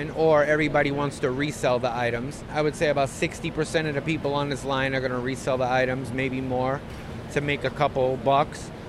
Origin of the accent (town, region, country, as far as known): Albany, New York, United States